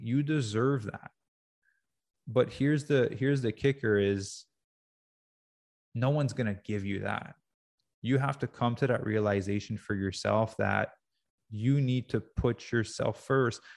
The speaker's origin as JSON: {"language": "English", "region": "Quebec", "country": "Canada", "tie": "born or raised there", "said": "I grew up in Quebec."}